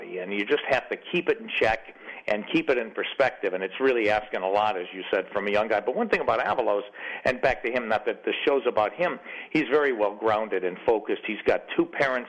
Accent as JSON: {"language": "English", "town": "Chicago", "region": "Illinois", "country": "United States", "tie": "born or raised there", "said": "growing up in Chicago in a poor neighborhood"}